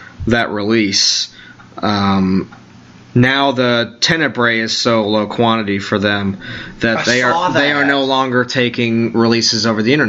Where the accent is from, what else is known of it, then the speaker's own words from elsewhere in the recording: New York, United States; I'm a New Yorker